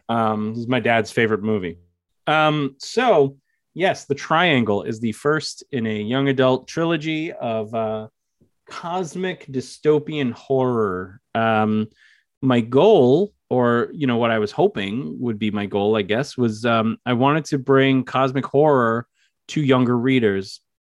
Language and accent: English; New York, United States; I'm from New York